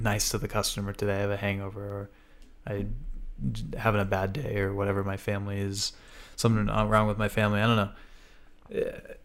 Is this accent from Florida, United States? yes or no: yes; Florida, United States; moved away; growing up in Florida, where we could go every few weekends or every month